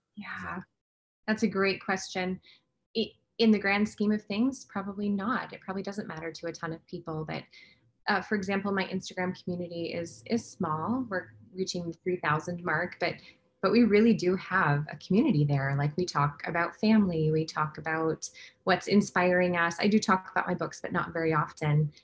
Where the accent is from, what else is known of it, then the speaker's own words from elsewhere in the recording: Midwest, United States; I'm from the Midwest